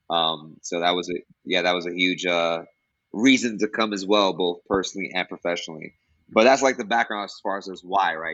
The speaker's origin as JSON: {"language": "English", "town": "New York City", "region": "New York", "country": "United States", "tie": "born or raised there", "moved": "as an adult", "lives_now": "Costa Rica", "said": "I'm originally from New York City. I am born to Dominican parents from Dominican Republic"}